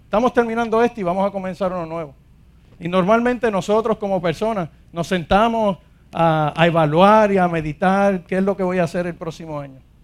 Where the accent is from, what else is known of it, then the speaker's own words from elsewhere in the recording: Ponce, Puerto Rico; soy de aquí de Ponce